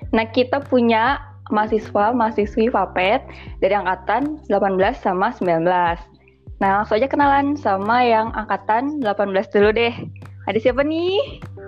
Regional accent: West Java, Indonesia; kita kan sama-sama Jawa Barat

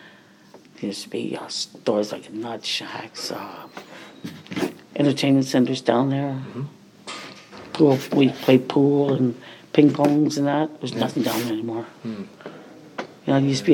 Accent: Baden, Ontario, Canada; also born or lived in New Brunswick; I was born in Baden. I lived here, and I left home 15

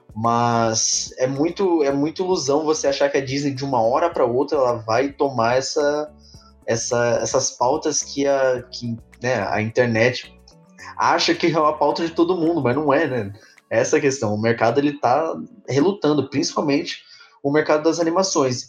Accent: São Paulo, Brazil; a gente é de São Paulo

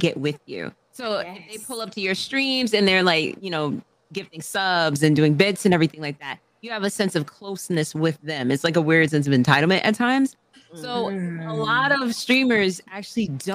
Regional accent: Newburgh, New York, United States; I'm from Newburgh. Like me and Danielle, we went to like high school together

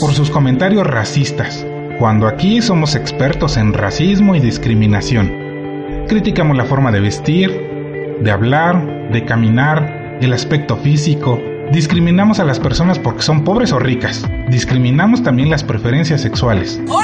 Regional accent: Mexico

